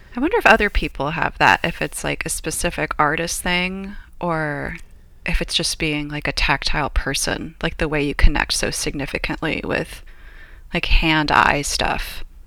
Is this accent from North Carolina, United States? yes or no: no; Paramount, California, United States; also born or lived in Los Angeles, California / England / Australia; now in San Luis Obispo, United States; I grew up next door in Paramount to my grandmother